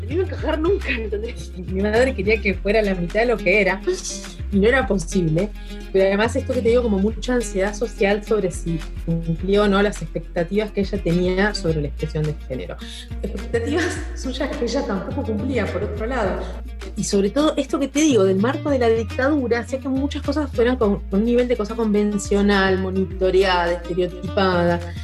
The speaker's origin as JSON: {"language": "Spanish", "town": "Rosario", "region": "Santa Fe", "country": "Argentina", "tie": "born or raised there", "also_born_or_lived": "Buenos Aires", "moved": "as an adult", "said": "Yo nací en Rosario, viste, en Santa Fe, en el año 72 lo cual significa que mis, años de infancia, una buena parte de esos años, fueron durante la dictadura"}